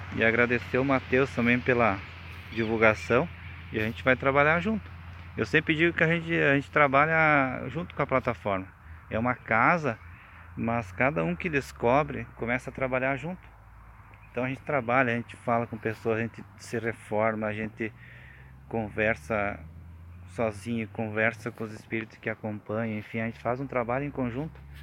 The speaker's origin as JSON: {"language": "Portuguese", "town": "Farroupilha", "region": "Rio Grande do Sul", "country": "Brazil", "said": "sou de Farroupilha, Rio Grande do Sul"}